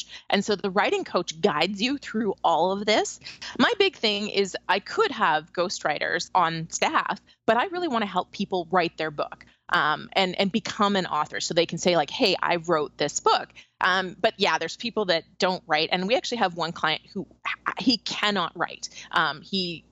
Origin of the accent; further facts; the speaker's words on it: Canada; moved away; I'm from Canada originally.